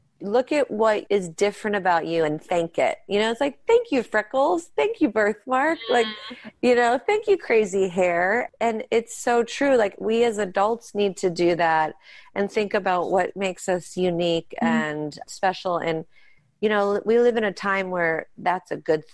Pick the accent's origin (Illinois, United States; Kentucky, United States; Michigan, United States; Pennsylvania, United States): Pennsylvania, United States; Pittsburgh; We grew up in Pittsburgh and that's where we do our show and that's where our family is